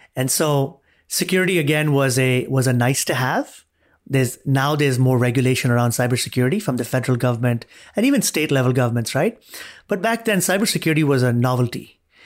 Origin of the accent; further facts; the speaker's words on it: Dubai, United Arab Emirates; moved away as an adult; also born or lived in Arizona, United States; now in United States; I was born and raised in Dubai, grew up there, came to the U S as an undergrad